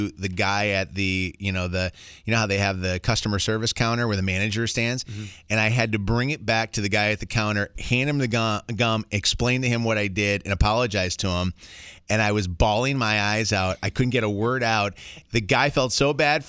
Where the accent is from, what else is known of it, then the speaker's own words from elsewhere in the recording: Chicago, Illinois, United States; we grew up in Chicago